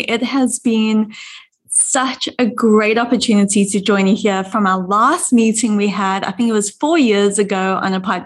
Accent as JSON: {"language": "English", "country": "South Africa", "moved": "as an adult", "lives_now": "United States", "said": "I am proudly South African"}